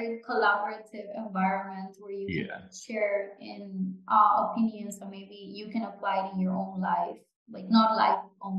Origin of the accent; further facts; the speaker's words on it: Gran Canaria, Canary Islands, Spain; first language Japanese and Spanish; English is a second language; moved away as an adult; now in United States; I was born and raised in the Canary Islands, Gran Canaria in Spain. My first school was a Japanese school, so I basically didn't know how to read or write in Spanish or English or anything